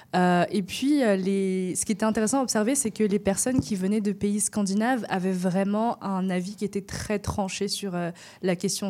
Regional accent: France; moi je viens de France

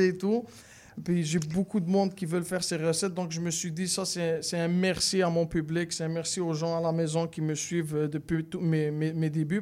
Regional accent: Morocco; now in Quebec, Canada; je viens du Maroc

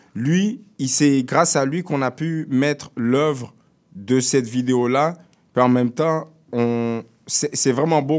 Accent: Quebec, Canada; also born or lived in Montreal; je suis né au Québec.

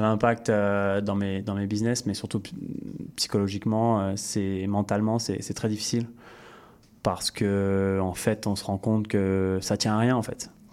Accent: France; now in Canada; revenir un peu sur, sur ma terre natale

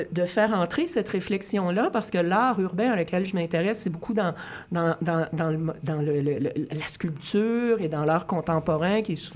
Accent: Rimouski, Quebec, Canada; je suis allée faire un petit séjour de 48 heures chez moi à Rimouski.

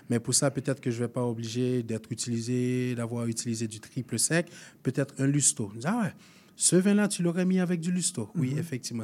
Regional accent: Haiti; moved away as an adult; now in Canada; Je viens d'Haïti.

